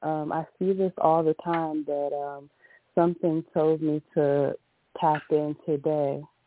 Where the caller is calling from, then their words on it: Woodbridge, Virginia, United States; I'm calling from Woodbridge, Virginia.